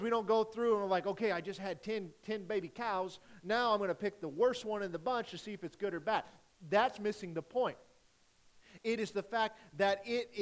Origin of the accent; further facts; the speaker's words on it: Rockport, Missouri, United States; from Rockport